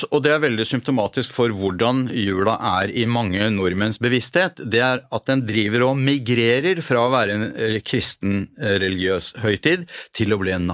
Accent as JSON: {"language": "Norwegian", "country": "Norway", "said": "Eh, ja, jeg er norsk, men ikke en kristen nordmann."}